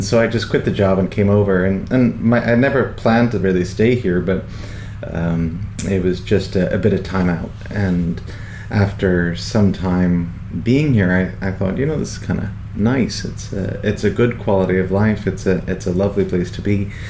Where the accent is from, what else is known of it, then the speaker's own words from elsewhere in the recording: New York, United States; I grew up in New York with my family there. My father had emigrated over for work, and so I had Irish citizenship, but I went to school there.